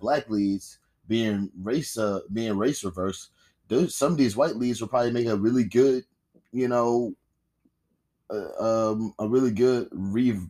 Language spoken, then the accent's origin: English; United States; as an American